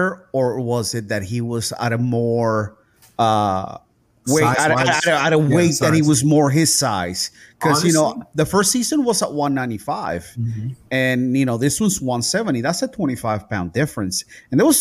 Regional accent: Puerto Rico; moved away; I'm tropical. I'm from the island. I'm from Puerto Rico

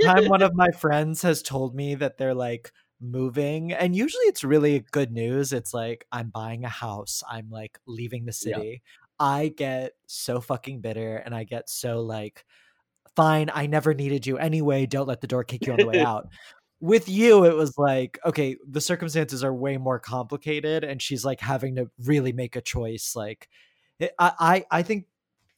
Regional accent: Texas, United States; now in New York City, United States; I'm from Texas. When I go back home

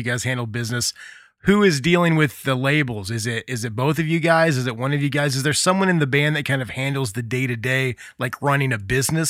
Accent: Muncie, Indiana, United States; moved away as an adult; I grew up in the Midwest. I live here again now. I've lived all over the place, but now I'm back in Muncie, Indiana, which is where I grew up.

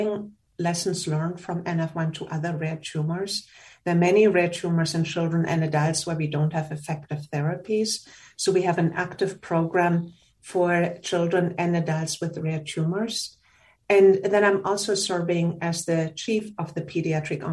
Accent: Germany; moved away as an adult; now in United States; I'm from Germany and I did my pediatric residency

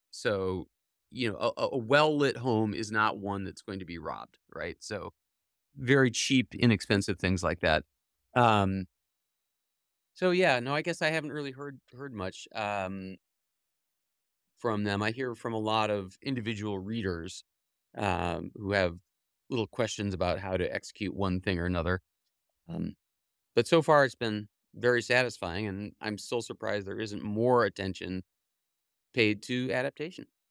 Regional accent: Cleveland, Ohio, United States; now in New York State, United States; I grew up in Cleveland

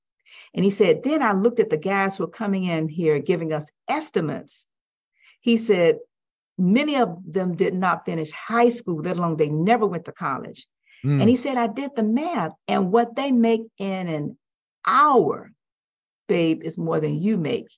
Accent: West Palm Beach, Florida, United States; West Palm Beach, Florida.

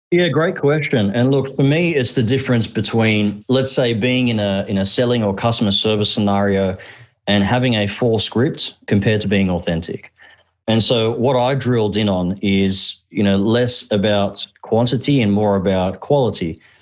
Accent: Australia; English is a second language; also born or lived in Egypt; We immigrated from Egypt to Australia when I was just uh, four years old. I actually couldn't speak a word of English.

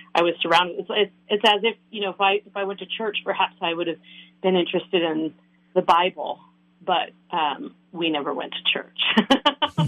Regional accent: San Francisco Bay Area, California, United States; moved away as an adult; now in Minnesota, United States; I grew up in California um, in the San Francisco Bay Area and lived there until about six or seven years ago when I sort of randomly relocated

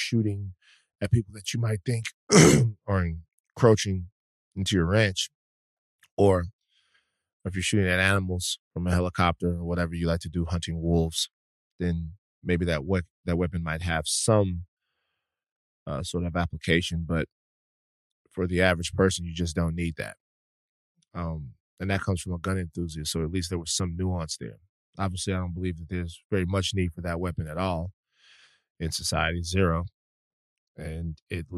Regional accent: Louisiana, United States; Louisiana, my home state

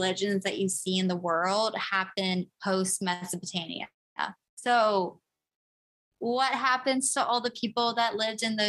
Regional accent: United States; as an American

